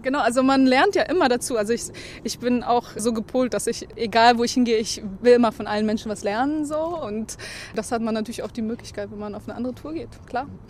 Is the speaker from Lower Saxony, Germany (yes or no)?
no; Berlin, Germany; moved away as an adult; now in Stockholm, Sweden; ich bin Berlinerin äh, und vor allen Dingen genieße ich hier die ganze Natur. Äh, ich kann mir nicht vorstellen, wieder zurück in diese volle, voll bebaute Stadt zu gehen, äh, wo ich eigentlich herkomme